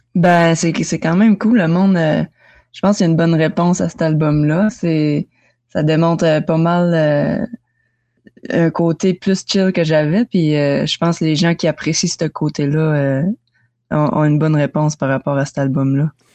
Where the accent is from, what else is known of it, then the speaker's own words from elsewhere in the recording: Kedgewick, New Brunswick, Canada; chez nous à Kedgewick